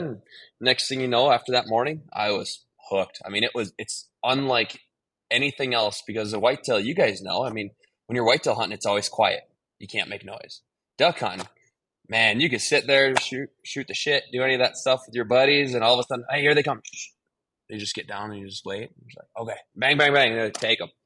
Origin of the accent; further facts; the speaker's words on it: Green Bay, Wisconsin, United States; growing up in Green Bay